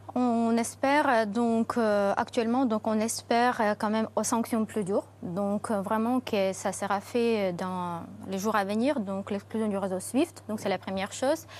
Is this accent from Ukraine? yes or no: yes; Ukraine; en tant qu'Ukrainienne